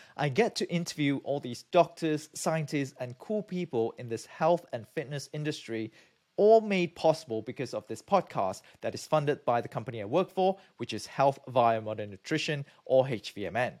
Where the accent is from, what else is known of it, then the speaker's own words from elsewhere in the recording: Malaysia; moved away; also born or lived in United Kingdom; I'm from Malaysia